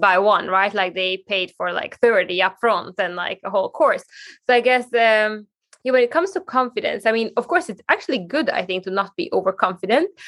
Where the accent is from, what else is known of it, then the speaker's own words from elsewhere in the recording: Hungary; moved away as an adult; now in Sweden; growing up in Hungary